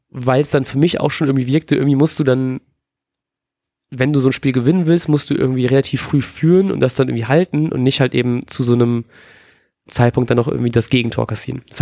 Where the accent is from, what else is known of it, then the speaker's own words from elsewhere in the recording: Bremen, Germany; Mein erster Gedanke war ausgerechnet Brandt als Bremer Jung.